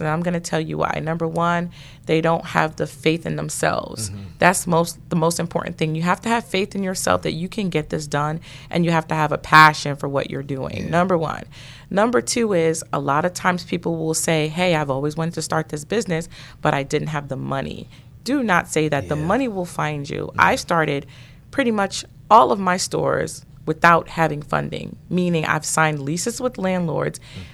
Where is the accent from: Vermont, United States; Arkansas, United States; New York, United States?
New York, United States; New York City; moved away; also born or lived in Atlanta; I grew up in Brooklyn, New York.